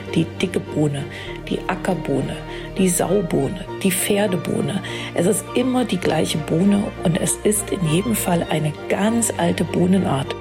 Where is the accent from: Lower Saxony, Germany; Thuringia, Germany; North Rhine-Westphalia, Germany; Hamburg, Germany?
Thuringia, Germany; Erfurt